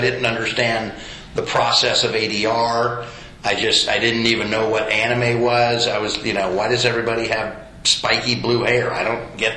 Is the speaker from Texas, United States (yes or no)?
yes; Houston, Texas, United States; also born or lived in Sewanee, Tennessee; I am from Houston, Texas, originally, where I live currently.